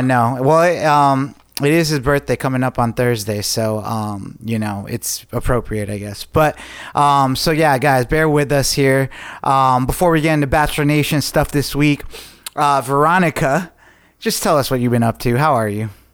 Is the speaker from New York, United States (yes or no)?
yes; Lake George, New York, United States; moved away; I just got back from Lake George, New York. Um, I went up there with my girlfriend and um, introduced her to my hometown